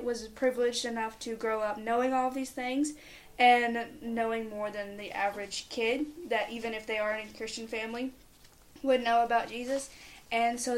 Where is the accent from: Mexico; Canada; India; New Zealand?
Mexico; I was born here in Mexico, and I've been here ever since.